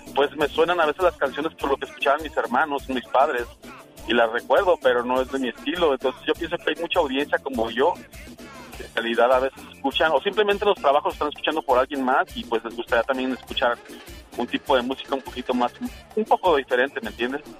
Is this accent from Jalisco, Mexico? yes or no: yes; Zapopan, Jalisco, Mexico; moved away as an adult; now in United States; soy de Guadalajara, Jalisco, de Zapopan. Ah. Pero llevo 20 años viviendo aquí en Estados Unidos